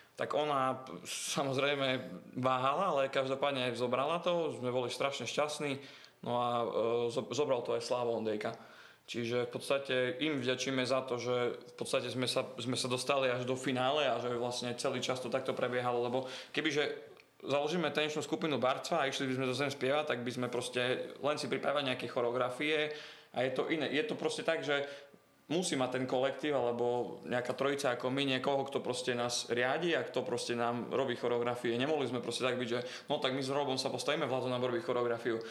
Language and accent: Slovak; Bardejov, Prešov Region, Slovakia; moved away as an adult; also born or lived in Nitra; som z Bardeva, idem do Nitry na katedru etnológie a folkloristiky